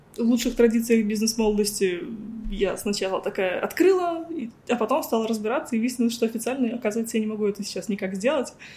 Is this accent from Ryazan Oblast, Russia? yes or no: no; Ulyanovsk Oblast, Russia; moved away as an adult; also born or lived in Moscow; now in Cyprus; я из Ульяновской области